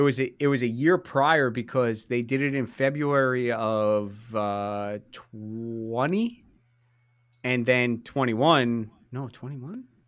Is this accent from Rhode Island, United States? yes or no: no; New Jersey, United States; we're two guys from New Jersey